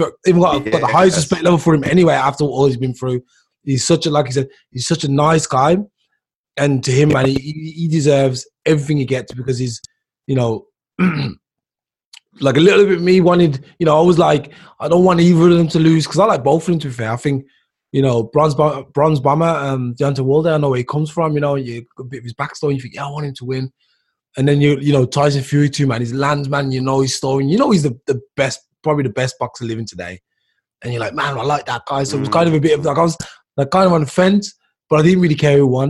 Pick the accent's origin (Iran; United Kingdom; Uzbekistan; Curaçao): United Kingdom; England; I'm from England, but I'm black or brown or African descent or Jamaican descent